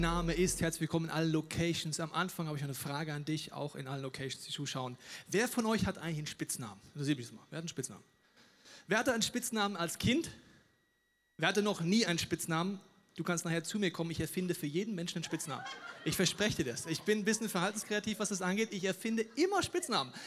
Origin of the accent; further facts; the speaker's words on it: Germany; Ich bin in Deutschland aufgewachsen